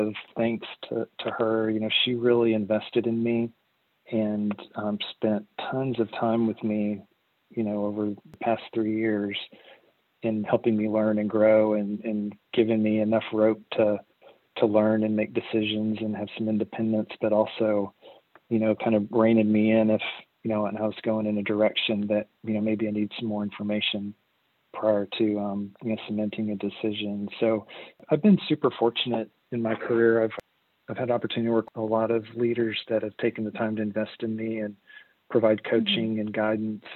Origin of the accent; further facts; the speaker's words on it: Arkansas, United States; moved away as an adult; also born or lived in Texas; I'm originally from Arkansas, and I moved to Texas in the early 2000s